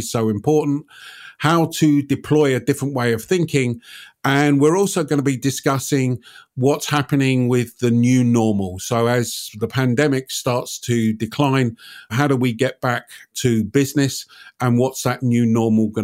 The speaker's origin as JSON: {"language": "English", "country": "United Kingdom", "said": "I'm British"}